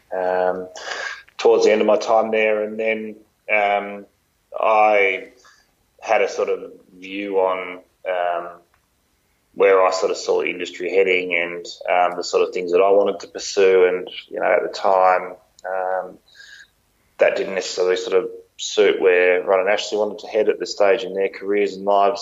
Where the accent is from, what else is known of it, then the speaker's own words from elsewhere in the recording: Phillip Island, Victoria, Australia; also born or lived in Melbourne; growing up on Phillip Island and going to high school down there